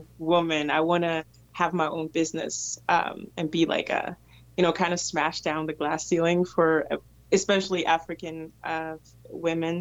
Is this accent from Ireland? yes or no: no; Denmark; also born or lived in Ivory Coast; I came to Denmark from Ivory Coast when I was 5